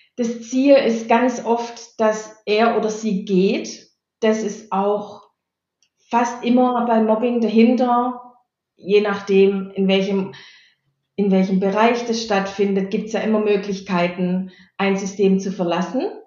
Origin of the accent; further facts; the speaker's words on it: Stuttgart area, Baden-Württemberg, Germany; also born or lived in Bottwartal; Ich bin geborene Badenerin, aufgewachsen und mein ganzer Lebenslauf war in der Stuttgarter Umgebung